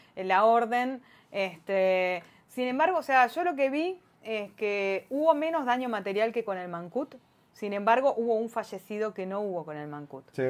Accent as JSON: {"language": "Spanish", "country": "Argentina", "said": "Como Argentina"}